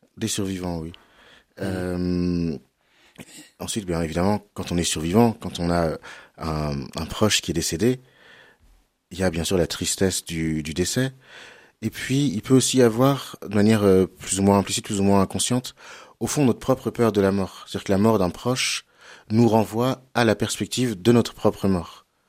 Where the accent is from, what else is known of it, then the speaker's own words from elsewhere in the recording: Cholet, Pays de la Loire, France; J'ai grandi à Cholet.